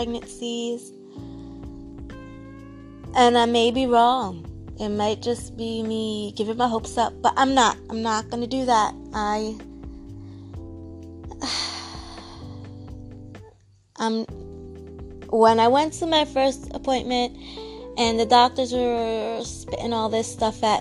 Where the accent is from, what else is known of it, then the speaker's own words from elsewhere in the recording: New York, United States; moved away as an adult; now in Florida, United States; I currently live in Florida. It's going on 4 years. And I've always lived in New York. I'm a New Yorker